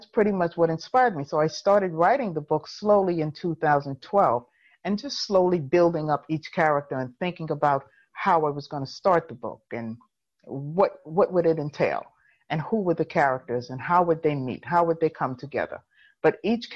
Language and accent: English; New York City, New York, United States; I was actually born in New York, in Harlem, born and raised in Harlem.